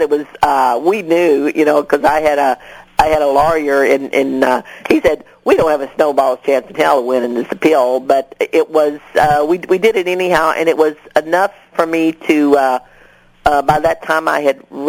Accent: Seadrift, Texas, United States; I'm a shrimper from Seadrift, and you got a Union Carbide facility in my hometown

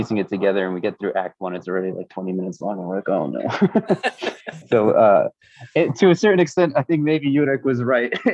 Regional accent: United States; I grew up in the United States

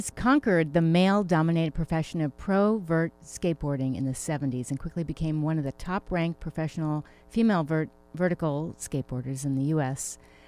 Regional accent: New York, United States; moved away; also born or lived in Connecticut; I grew up in New York and then Connecticut

